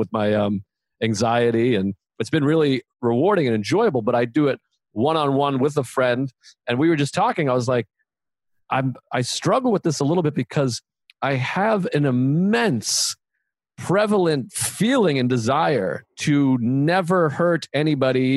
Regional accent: Boston, Massachusetts, United States; growing up in Boston, where there was so much value put on how tough you are and if you could fight

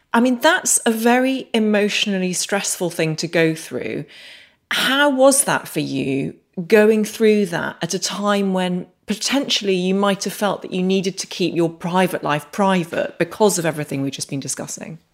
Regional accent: Northern Ireland, United Kingdom; I grew up in Northern Ireland

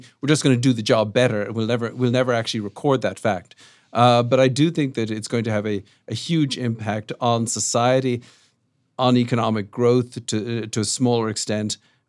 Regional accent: Dublin, Leinster, Ireland; South Dublin.

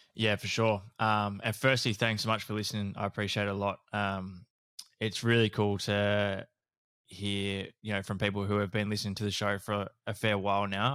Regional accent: Horsham, Victoria, Australia; growing up in Horsham in, um, country Victoria

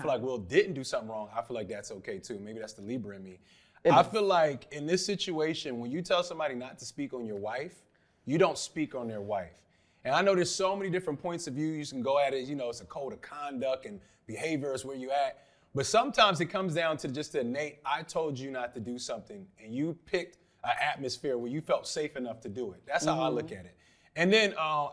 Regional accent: Philadelphia, Pennsylvania, United States; I grew up in Philly, Muslim background

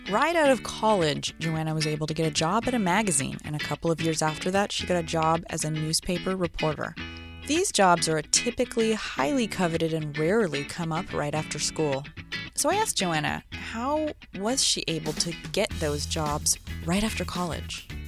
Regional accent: Sacramento, California, United States; moved away; I grew up in Sacramento, which is like, yeah, it's like there's San Francisco nearby, there's a real city nearby, but culturally it was a real wasteland.

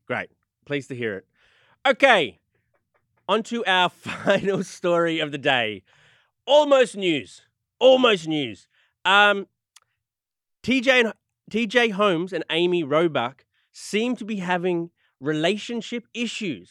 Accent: Australia; I'm, I'm from Australia

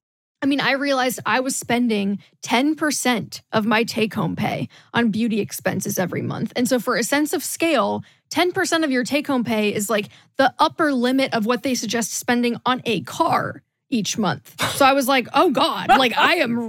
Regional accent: Midwest, United States; moved away as an adult; also born or lived in the South (US); I grew up in the Midwest and then moved to the South for college and worked in the South for a while.

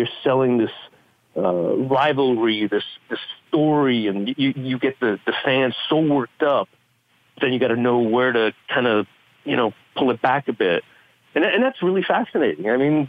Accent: Canada; I'm Canadian.

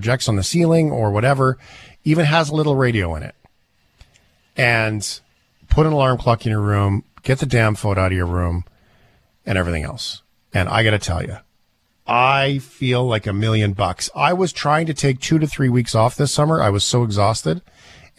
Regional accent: Port Alberni, British Columbia, Canada; I grew up in Port Alberni

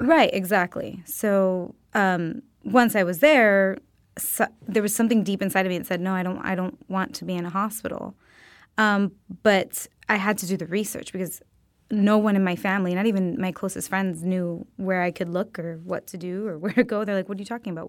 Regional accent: Miami, Florida, United States; now in Los Angeles, United States; I'm originally from Miami, Florida.

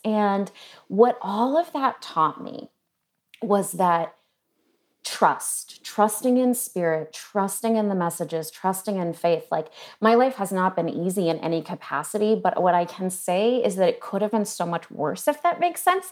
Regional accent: New England, United States; I was born in New England

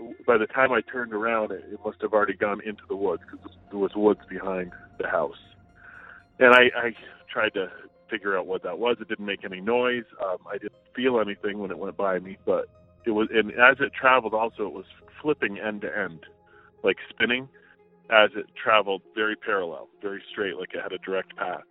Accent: upstate New York, United States; now in New Hampshire, United States; This happened where I grew up in upstate New York.

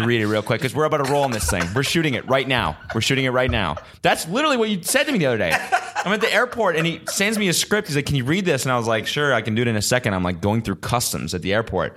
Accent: United States; as an American

